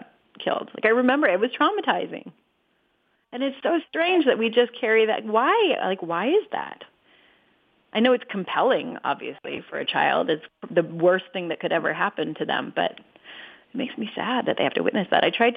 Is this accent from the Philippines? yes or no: no; Canada; also born or lived in England; now in United States; I'm from Canada, and I lived in England for a long time